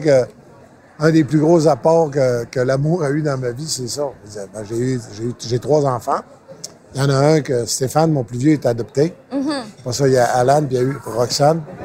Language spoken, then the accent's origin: French; Saint-David-de-Falardeau, Quebec, Canada; je viens de Saint-David de Falardeau